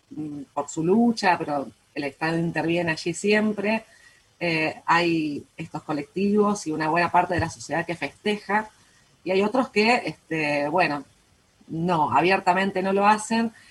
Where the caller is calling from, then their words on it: Santa Fe, Argentina; Hola, Diana. … de Santa Fe.